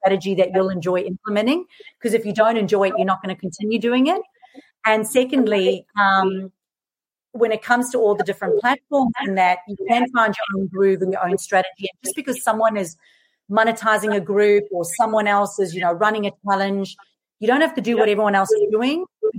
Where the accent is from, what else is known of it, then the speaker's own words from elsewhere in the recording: South Africa; accent: mixed; moved away as an adult; now in Australia; So I'm originally from South Africa, so you'll notice this really mixed accent. Now I live in Australia. Moved here 13 years ago.